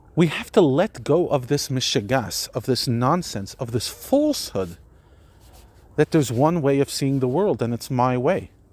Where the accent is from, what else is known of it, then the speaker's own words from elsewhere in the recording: United States; I'm an American